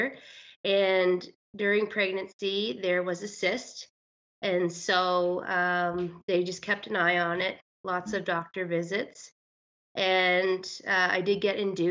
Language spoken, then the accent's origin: English; Miramichi, New Brunswick, Canada; moved away as an adult; now in Alberta, Canada; I'm actually from Miramichi, but yeah. My husband and I moved to Alberta in 2014